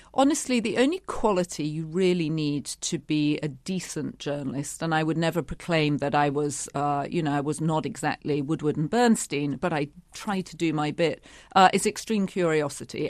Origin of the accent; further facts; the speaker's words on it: United Kingdom; a young woman growing up in Britain